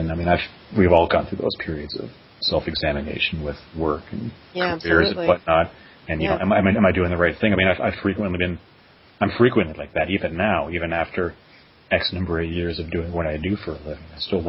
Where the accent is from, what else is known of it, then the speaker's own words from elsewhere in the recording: Canada; now in New York, United States; I mean, I'm from Canada originally. I live in New York now.